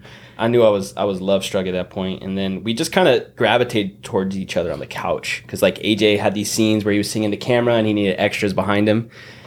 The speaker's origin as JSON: {"language": "English", "region": "East Coast", "country": "United States", "also_born_or_lived": "Hawaii", "moved": "as an adult", "lives_now": "Los Angeles, United States", "said": "I'm from the East Coast."}